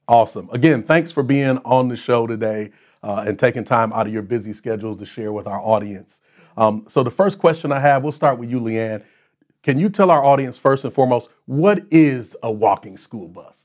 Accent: Racine, Wisconsin, United States; my hometown of Racine, where I grew up

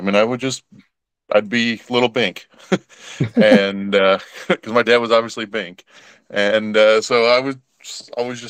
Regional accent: Chicago, Illinois, United States; growing up in Chicago

